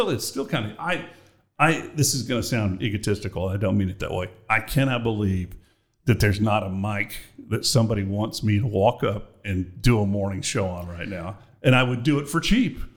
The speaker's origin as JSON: {"language": "English", "town": "Austin", "region": "Texas", "country": "United States", "tie": "born or raised there", "moved": "yes", "said": "I was born in Austin, Texas, baby."}